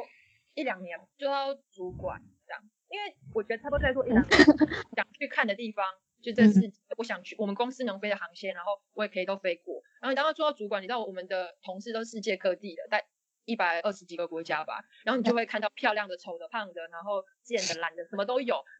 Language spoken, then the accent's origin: Chinese; Xiamen, Fujian, China; 然后我也希望我来自的地方就是福建可以让世界看见，因为通常别人问我说哦你从哪里来，然后我说厦门，他们说嗯厦门在哪里，然后我之后才会说中国